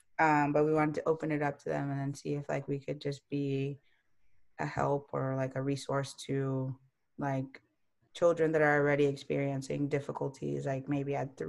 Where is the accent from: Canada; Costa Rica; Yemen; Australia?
Costa Rica; born there; I was born in Costa Rica. My parents were doing medical school there.